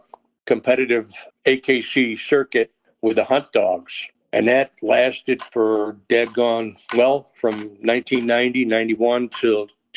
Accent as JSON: {"language": "English", "region": "New York", "country": "United States", "tie": "born or raised there", "moved": "yes", "lives_now": "Texas, United States", "said": "I'm going to call Texas my from place, because I moved to Texas back in 84 and never went back from upstate New York, never went back."}